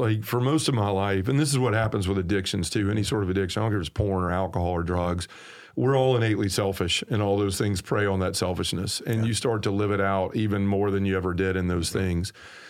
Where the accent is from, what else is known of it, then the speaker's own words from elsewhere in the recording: the South, United States; accent: southern; That's, my southern accent trying to say a word that makes it unintelligible.